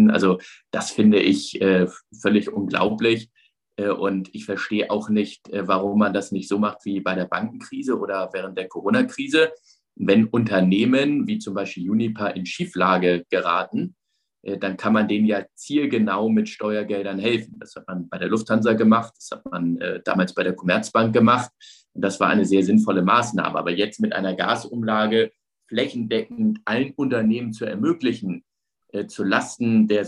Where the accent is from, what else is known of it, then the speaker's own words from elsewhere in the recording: Hamburg, Germany; ich bin ja in Hamburg aufgewachsen, also ich hab, bin jetzt mit der DDR nicht groß in Berührung gekommen